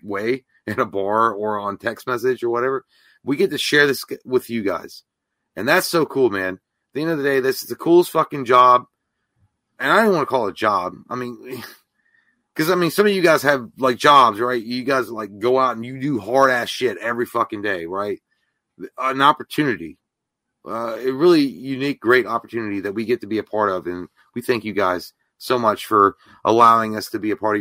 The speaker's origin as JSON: {"language": "English", "region": "Kentucky", "country": "United States", "said": "we're two duds from Kentucky"}